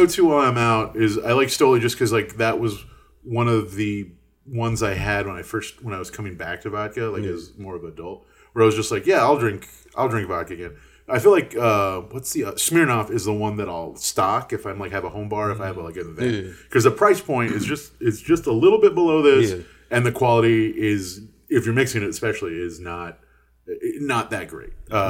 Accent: Texas, United States; so I'm from Texas

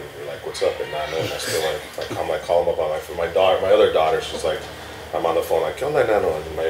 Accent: Mexico City, Mexico; moved away; I grew up in Mexico City

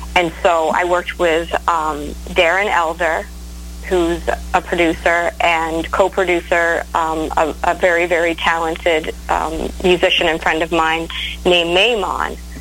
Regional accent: Maine, United States; moved away; also born or lived in Nashville; I'm from Maine. I don't know if you knew that about me, but I'm from Maine. I'm from the easternmost point in the United States

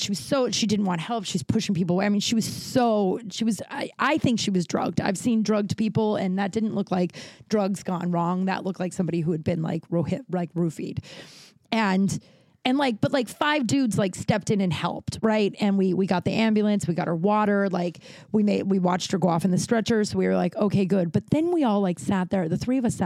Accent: Colorado, United States; now in Los Angeles, United States; I'm from Colorado and I know how to ride a horse

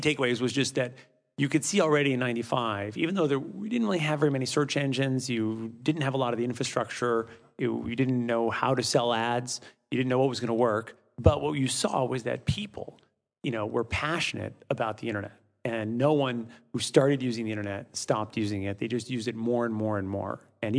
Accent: Midwest, United States; also born or lived in Europe; I grew up, I'm from the Midwest originally, but grew up mostly in Europe.

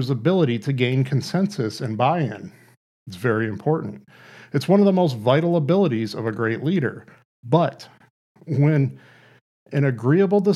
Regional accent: United States; here in America as American workers

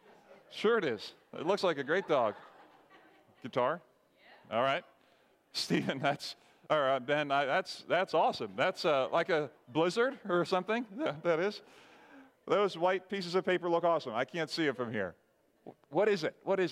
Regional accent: Barbados; now in United States; Hey, it's better than when I grew up in Barbados, okay?

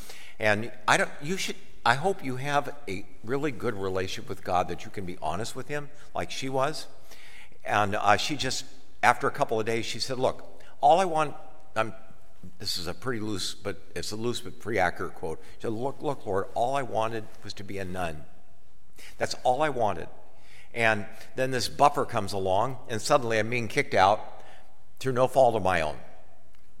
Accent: Akron, Ohio, United States; moved away; I grew up in Akron in elementary school years

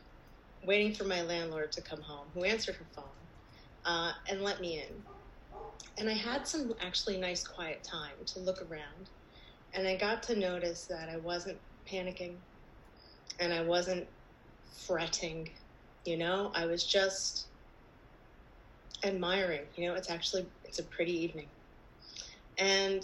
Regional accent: New Jersey, United States; I'm from New Jersey

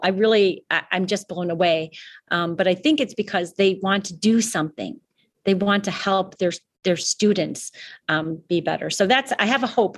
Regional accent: Chicago, Illinois, United States; now in Canada; I grew up in Chicago

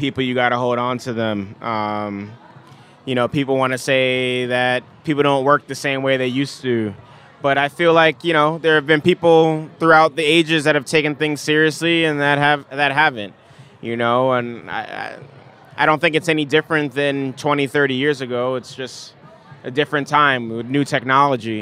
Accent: New York City, New York, United States; moved away; also born or lived in Nigeria / Washington, D.C.; me growing up in the Bronx

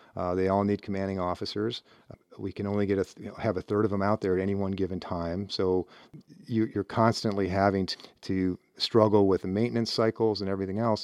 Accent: Cleveland, Ohio, United States; moved away as an adult; I grew up in Northeast Ohio and Cleveland

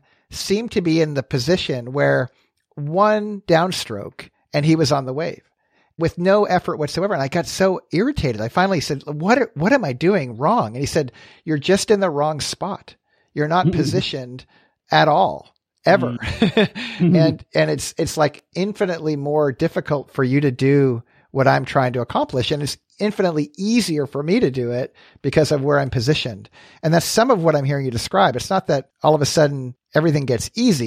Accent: Canada; moved away as an adult; also born or lived in United States; I grew up in Canada, and I moved to the US to go to college

